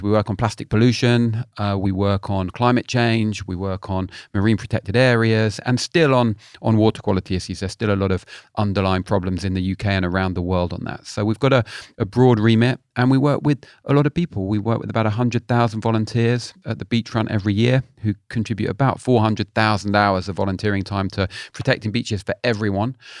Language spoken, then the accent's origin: English; London, United Kingdom; now in Cornwall, United Kingdom; I live in Cornwall, but I'm a, I'm a Londoner originally.